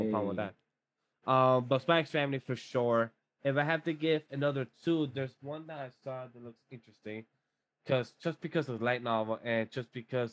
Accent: Colombia; moved away; I come from Colombia.

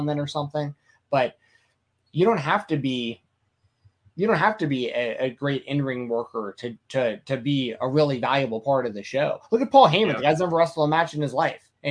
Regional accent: Atlanta, Georgia, United States; I grew up in Atlanta

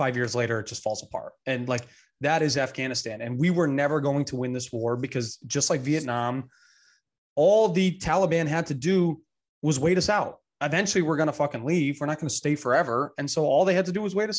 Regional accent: United States; as an American

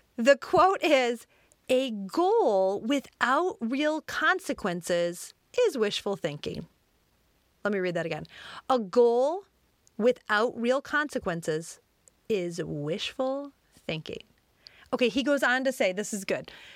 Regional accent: Detroit, Michigan, United States; I grew up in the Detroit suburbs

